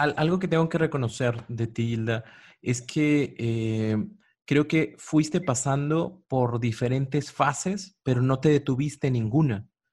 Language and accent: Spanish; Mexico; como pueblo mexicano